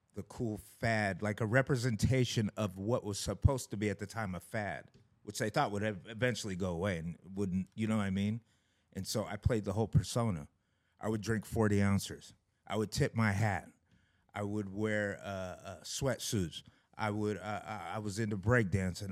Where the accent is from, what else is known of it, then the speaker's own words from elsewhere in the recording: Issaquah, Washington, United States; I'm from Issaquah, Washington, raised by white parents